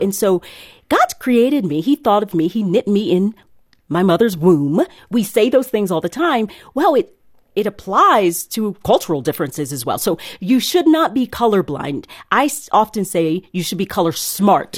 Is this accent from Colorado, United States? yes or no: no; East Tennessee, United States; now in Nashville, United States; I was from East Tennessee